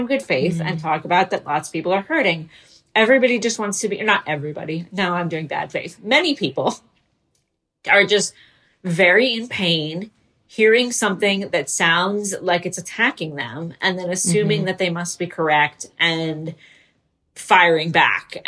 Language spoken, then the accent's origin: English; Israel; I was born in Israel